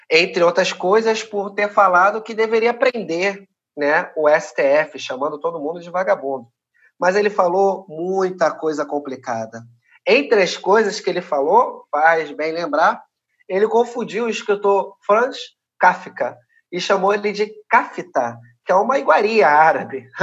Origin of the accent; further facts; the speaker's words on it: Rio de Janeiro, Brazil; Sou cria aqui, né? Tô falando de, um, de uma favela aqui do Rio de Janeiro chamada Maré.